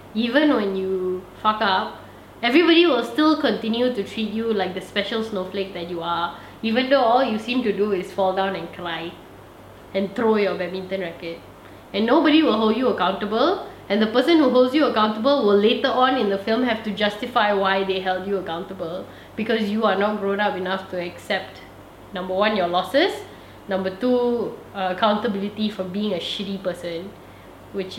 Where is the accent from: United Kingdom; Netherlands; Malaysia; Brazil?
Malaysia; I'm Malaysian.